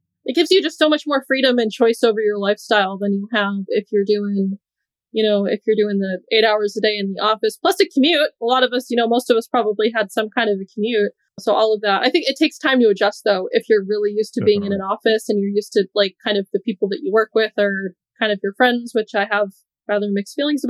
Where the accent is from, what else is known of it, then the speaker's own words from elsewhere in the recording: New Hampshire, United States; now in Doha, Qatar; I'm from New Hampshire. My parents, siblings and whatnot are here